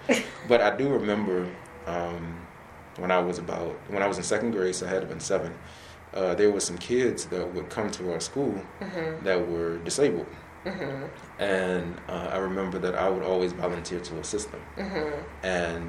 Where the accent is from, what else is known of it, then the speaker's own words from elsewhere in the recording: Temple Hills, Maryland, United States; So I grew up in Temple Hills. Born and raised, well, not born, but raised there.